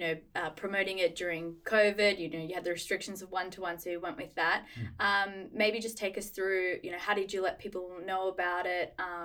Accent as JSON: {"language": "English", "town": "Rooty Hill", "region": "New South Wales", "country": "Australia", "tie": "born or raised there", "said": "I grew up in Rudy Hill, you know, but it is a beautiful area."}